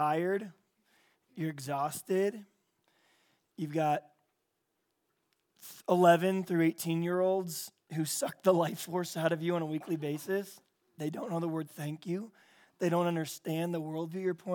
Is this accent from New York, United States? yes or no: no; San Diego, California, United States; I'm from San Diego, California